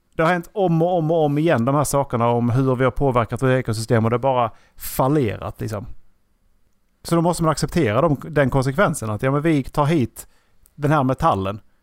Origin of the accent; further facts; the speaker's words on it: Sweden; Vi har haft och, turen att bli födda i Sverige